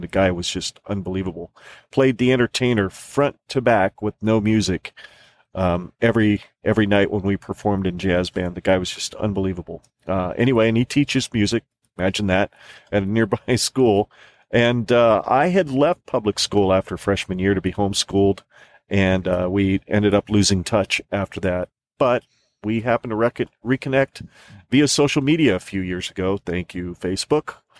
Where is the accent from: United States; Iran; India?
United States; Arizona; moved away; Arizona, uh, my home state